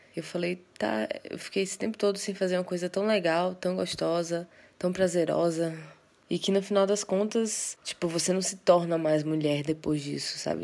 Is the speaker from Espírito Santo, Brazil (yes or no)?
no; interior of Bahia, Brazil; also born or lived in Salvador, Bahia; sou de Salvador, Bahia, mas cresci no interior. Passei boa parte da minha vida lá, inclusive minha adolescência